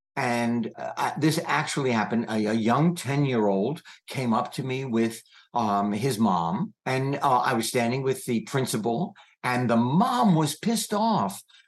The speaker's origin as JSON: {"language": "English", "country": "United States", "said": "Even though I'm American, you're English."}